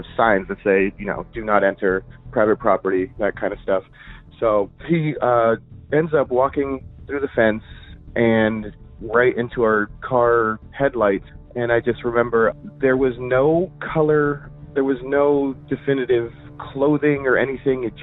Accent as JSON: {"language": "English", "town": "Yorba Linda", "region": "California", "country": "United States", "tie": "born or raised there", "said": "I grew up in the Yorba Linda area, so Orange County"}